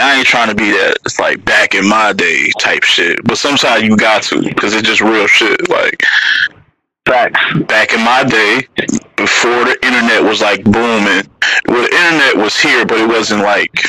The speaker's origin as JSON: {"language": "English", "town": "Detroit", "region": "Michigan", "country": "United States", "tie": "born or raised there", "also_born_or_lived": "Mississippi", "said": "I was born in Mississippi. I moved here real early. I'm still Detroit by heart, though. I was only there when I was like one. So, but I'm a Detroiter at heart."}